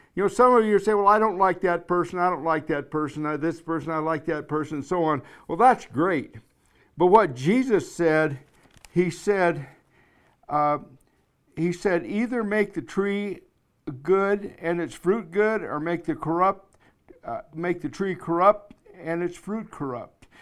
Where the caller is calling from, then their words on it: Black Hills of South Dakota, United States; I'm calling you from the Black Hills of South Dakota